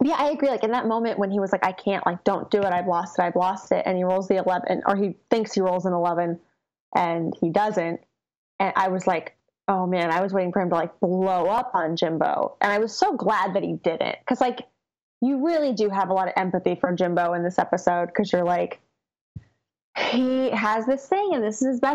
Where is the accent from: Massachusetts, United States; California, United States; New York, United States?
California, United States; Chino; I'm actually from Southern California. I grew up about an hour east of LA in a city called Chino